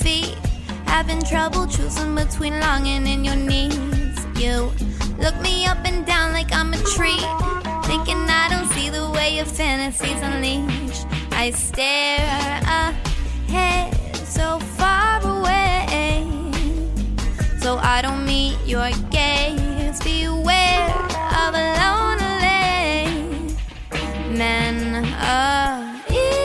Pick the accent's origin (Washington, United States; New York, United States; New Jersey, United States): New Jersey, United States; New Jersey, my hometown